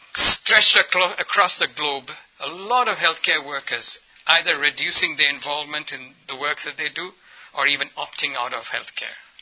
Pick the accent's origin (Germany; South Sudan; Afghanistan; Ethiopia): Ethiopia; also born or lived in India; I'm culturally and ethnically, ethnically an Indian, but I grew up in Ethiopia